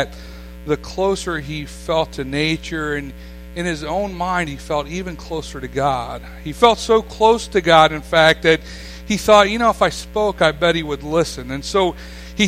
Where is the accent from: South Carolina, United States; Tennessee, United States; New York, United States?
New York, United States; Staten Island; as a boy, I grew up here. I grew up on Ken Island all my life. I consider myself a Ken Islander, not a New Yorker.